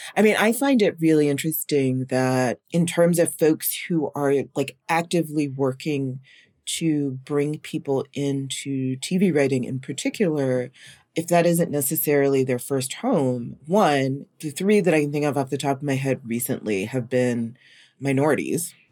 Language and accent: English; North Carolina, United States; I grew up in North Carolina